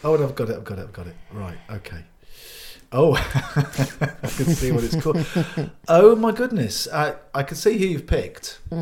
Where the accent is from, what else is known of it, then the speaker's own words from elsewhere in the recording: England, United Kingdom; having grown up in Britain as a Brit, count myself as a Brit before English.